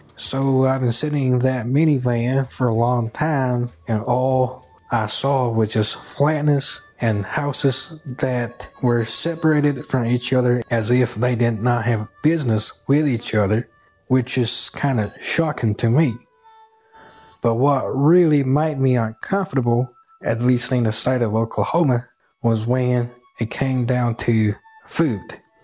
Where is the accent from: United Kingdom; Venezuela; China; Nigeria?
China; Kunming, Yunnan; moved away as an adult; also born or lived in West Texas; now in Texas, United States; I am from Kunming, Yunnan, southwest China, and the city where I came from has the nickname of the City of Eternal Spring, meaning that the weather in my hometown is always like spring all year round.